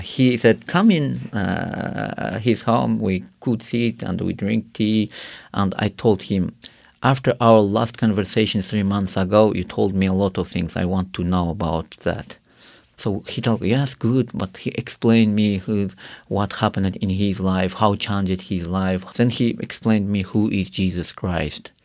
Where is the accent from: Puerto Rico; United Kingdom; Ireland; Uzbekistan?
Uzbekistan; Karakalpakstan; English is a second language; I grew up in Karakhal, Pakistan, where it is, uh, one of Muslim country